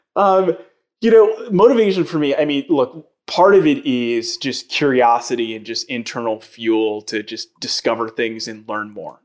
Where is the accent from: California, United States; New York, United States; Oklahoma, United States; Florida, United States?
New York, United States; New York City; I grew up in New York